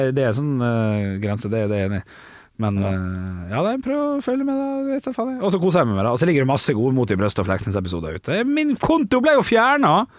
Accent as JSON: {"language": "Norwegian", "town": "Ålesund", "region": "Møre og Romsdal", "country": "Norway", "said": "Jeg er fra Sunnmøre, fra Ålesund."}